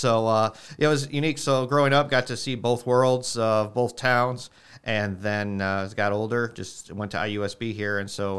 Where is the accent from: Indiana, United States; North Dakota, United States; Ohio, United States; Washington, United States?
Indiana, United States; New Carlisle; I am from New Carlisle. Grew up just to the west. Yep, went to New Prairie, class of 95.